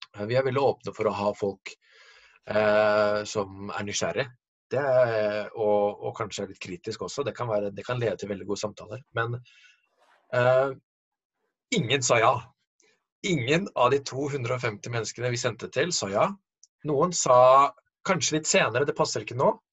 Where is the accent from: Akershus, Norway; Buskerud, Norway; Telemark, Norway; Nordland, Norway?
Telemark, Norway; Porsgrunn; now in Oslo, Norway; jeg er fra Porsgrunn. Eh, oppvokst i Metodikirken